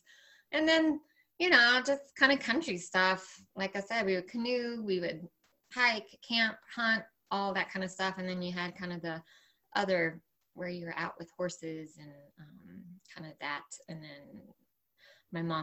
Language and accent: English; Asheville Hickory area of North Carolina, United States; also born or lived in Roanoke, Virginia; I grew up primarily in Appalachia between, was born in Virginia and then raised in like the Asheville Hickory area of North Carolina